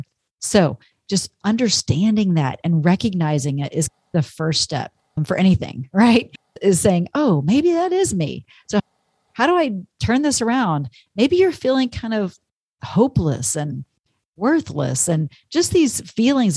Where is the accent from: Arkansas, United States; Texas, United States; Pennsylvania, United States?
Texas, United States; moved away; I grew up in Texas all those years